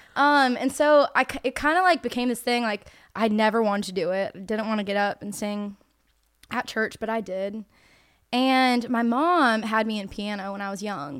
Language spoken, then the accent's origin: English; North Carolina, United States; I grew up in North Carolina.